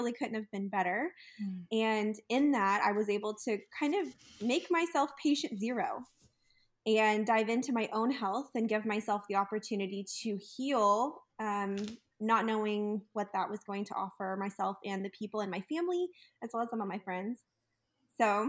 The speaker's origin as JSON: {"language": "English", "region": "Texas", "country": "United States", "tie": "born or raised there", "also_born_or_lived": "California", "moved": "yes", "said": "growing up in Texas, I was really always surrounded by delicious Tex-Mex food"}